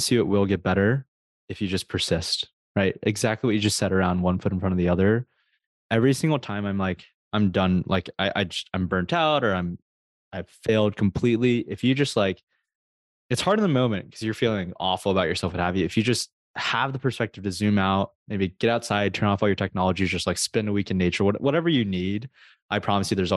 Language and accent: English; United States; there's a lot of cultural expectations on being Asian American